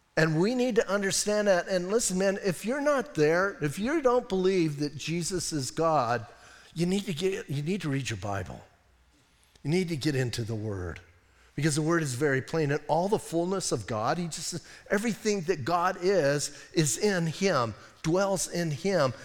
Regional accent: Bisbee, Arizona, United States; I'm from Bisbee

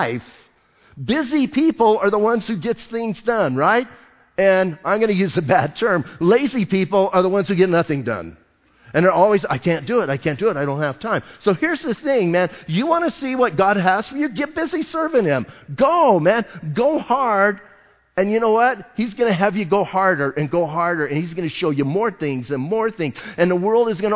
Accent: Bisbee, Arizona, United States; I'm from Bisbee.

